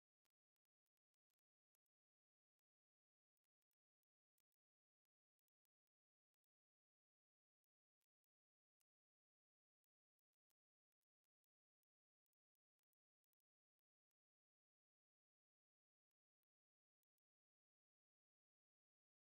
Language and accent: English; Vermont, United States; moved away; coming from growing up in Vermont